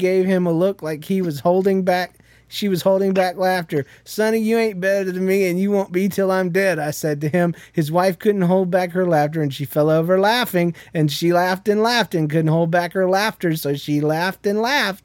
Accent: Jacksonville, Florida, United States; moved away; also born or lived in Yulee, Florida / Midwest; I was freshly transported from Jacksonville, which is a city, a north side of Jacksonville, which is the ghetto part of Jacksonville, to this area because my mom had recently married my stepdad

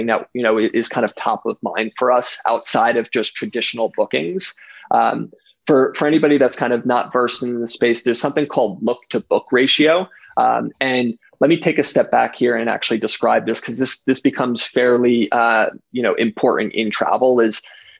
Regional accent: United States; I grew up in, you know, New Jersey, New York area

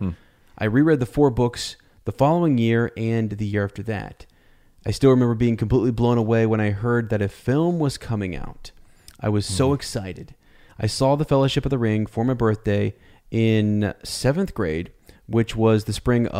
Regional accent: Minnesota, United States; I grew up in Minnesota and attended a Christian high school, and I believe I'm roughly the same age as you both

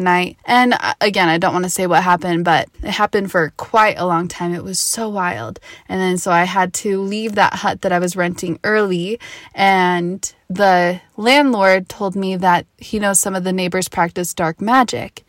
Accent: Park City, Utah, United States; I grew up in Park City, Utah

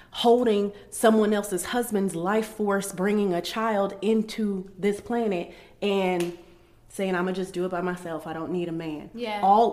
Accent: Columbus, Ohio, United States; I'm from Columbus, Ohio, where people are validated by how many children they have

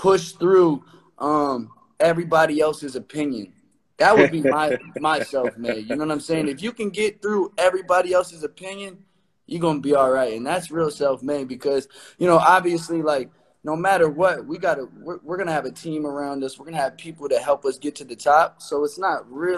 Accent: Omaha, Nebraska, United States; moved away as an adult; now in Los Angeles, United States; I'm from Omaha, Nebraska.

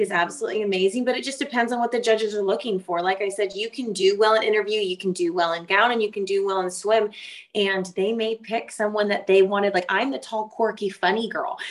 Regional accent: Oakland, California, United States; moved away as an adult; now in Waco, United States; I grew up in Northern California on the outskirts of Oakland

